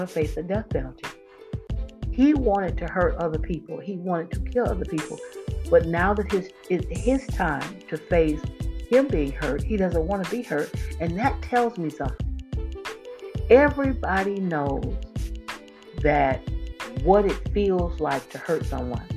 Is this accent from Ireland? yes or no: no; Florida, United States; moved away as an adult; I was born and raised in Florida